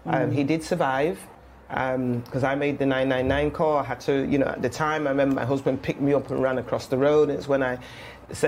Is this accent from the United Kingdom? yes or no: yes; Manchester, North West England, United Kingdom; accent: Mancunian; moved away as an adult; also born or lived in London; I am a Mancunian, born and bred